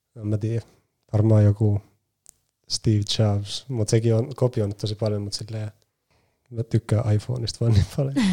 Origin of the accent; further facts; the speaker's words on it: Nummela, Uusimaa, Finland; mä oon Nummelasta kotoisin